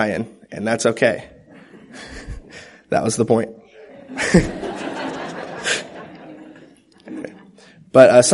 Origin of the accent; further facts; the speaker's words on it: Topeka, Kansas, United States; I was born in Topeka, Kansas